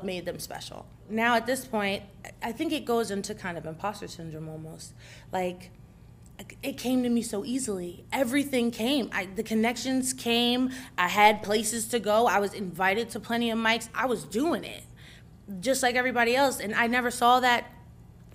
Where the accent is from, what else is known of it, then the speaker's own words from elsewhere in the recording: New Jersey, United States; I'm from Jersey, and we live by New Brunswick, which is Rutgers campus.